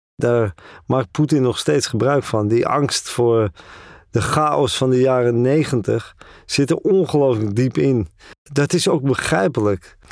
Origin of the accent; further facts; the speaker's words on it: Netherlands; moved away as an adult; also born or lived in Northern Ireland / Amsterdam; now in Moscow, Russia; Ik kom uit Holland.